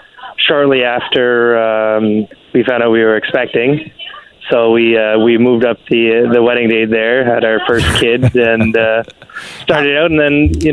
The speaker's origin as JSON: {"language": "English", "town": "Brampton", "region": "Ontario", "country": "Canada", "tie": "born or raised there", "also_born_or_lived": "Durham, Ontario", "moved": "as an adult", "lives_now": "Markdale, Canada", "said": "I grew up in Brampton."}